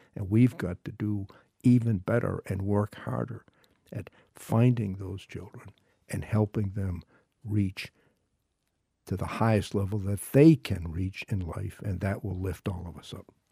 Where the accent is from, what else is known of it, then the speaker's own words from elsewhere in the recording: Maine, United States; I am involved in some hunger and feeding programs in my hometown and, and in other parts of our state